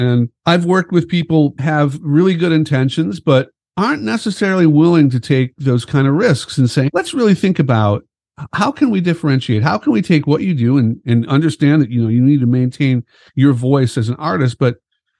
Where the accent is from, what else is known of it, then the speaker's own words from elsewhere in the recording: Chicago, Illinois, United States; growing up as a musician in Chicago